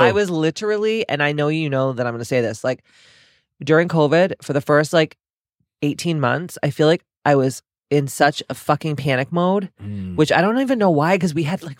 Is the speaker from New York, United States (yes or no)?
no; South Boston, Massachusetts, United States; We're from Southie, so we have a big dumpster at the dojo at the wellness center